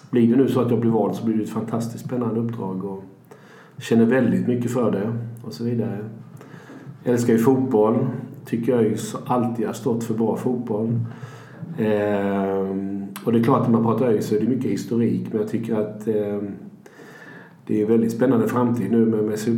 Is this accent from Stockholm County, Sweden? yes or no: no; Växjö, Kronoberg County, Sweden; born there; moved away as an adult; now in Gothenburg, Sweden; född i Växjö eh, och 1986 så tänkte min dåvarande flickvän och jag, vi är gifta nu, men vi skulle hitta på något annat. Vi var 23-24 år då någonting.